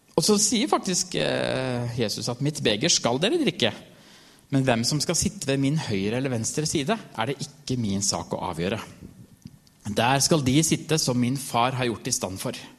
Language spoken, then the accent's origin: Norwegian; Norway; jeg er norsk